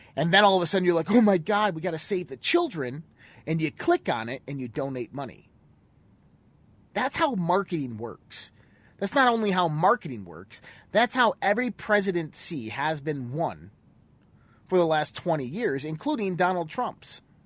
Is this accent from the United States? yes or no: yes; United States; we as American citizens